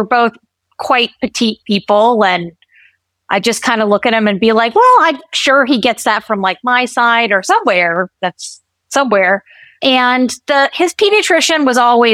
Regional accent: West Virginia, United States; also born or lived in Bay Area, California; now in North Carolina, United States; I was born and raised in West Virginia

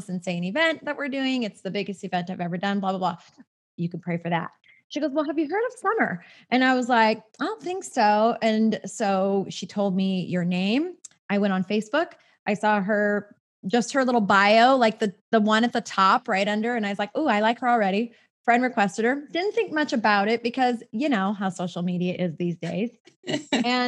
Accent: Southern California, United States; born and raised in Southern California, just like me

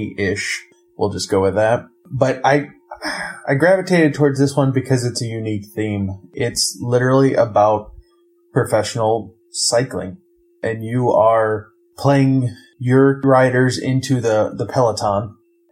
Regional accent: Ohio, United States; I'm from Ohio.

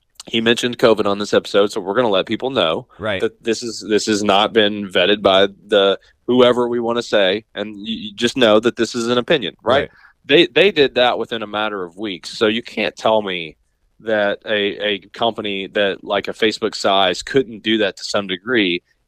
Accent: Appalachia, United States; Like, I grew up in Appalachia, where the things that are socially acceptable where I grew up, you cannot do in Silicon Valley without being looked at funny, right?

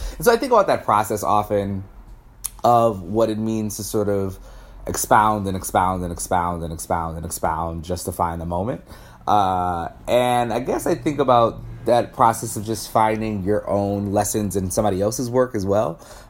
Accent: Midwest, United States; I think I'm from the Midwest. I come from such a family of like workers and factory workers.

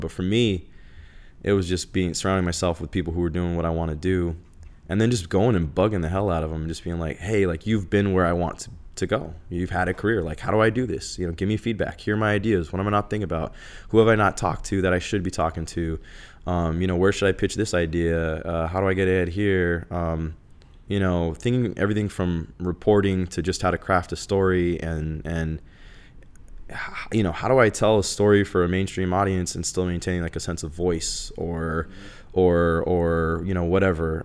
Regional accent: Phoenix, Arizona, United States; moved away as an adult; also born or lived in Los Angeles, California / Tucson, Arizona; in Arizona, growing up in Phoenix, when I left Phoenix

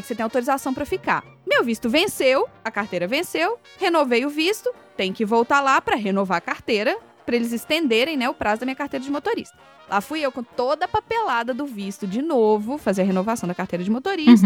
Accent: Brazil; now in United States; nós dois somos brasileiros

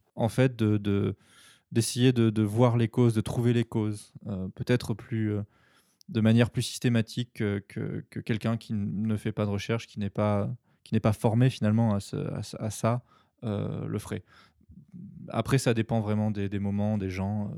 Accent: France; also born or lived in Tokyo, Japan; je suis français et que euh, c'est mon pays

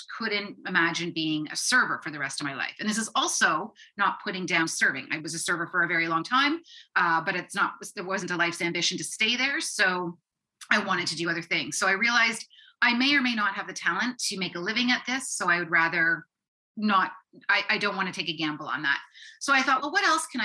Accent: Guelph, Ontario, Canada; I grew up in Guelph, Ontario

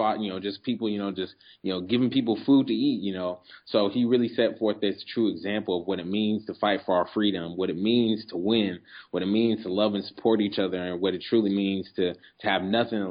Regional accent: Omaha, Nebraska, United States; I was born in the Midwest, Omaha, Nebraska

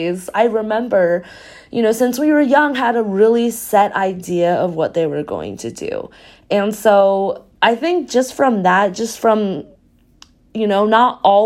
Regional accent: Taiwan; moved away; also born or lived in Texas; So I'm originally from Taiwan and then I moved to Texas.

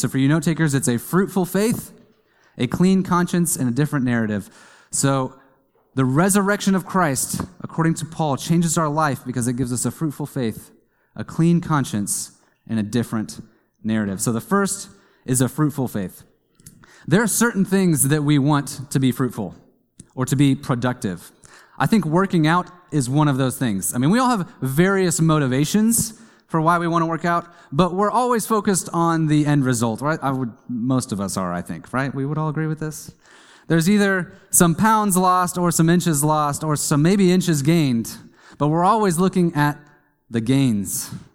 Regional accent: Kansas, United States; I grew up in Kansas

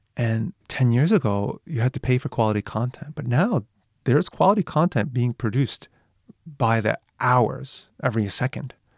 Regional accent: New York, United States; moved away as an adult; now in Japan; I'm from New York

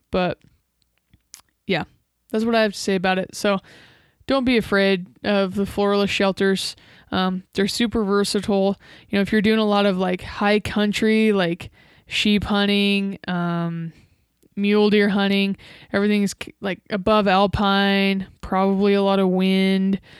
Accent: Nebraska, United States; Nebraska, my home state

